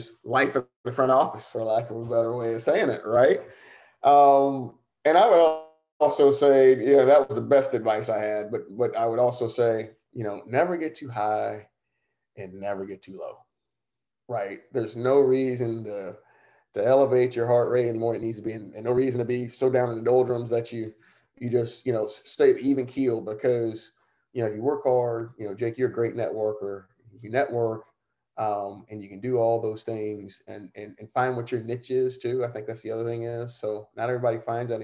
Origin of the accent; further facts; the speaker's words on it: Savannah, Georgia, United States; moved away; my hometown, Savannah